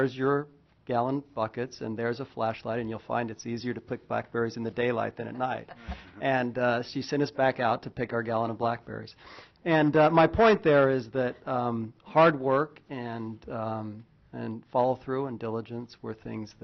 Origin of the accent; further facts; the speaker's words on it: Oregon, United States; also born or lived in Kansas; now in Alaska, United States; I'm from Oregon